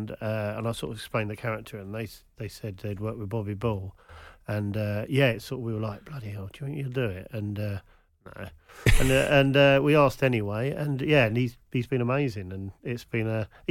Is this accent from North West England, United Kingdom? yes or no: no; Kent, South East England, United Kingdom; I'm from Kent nearby.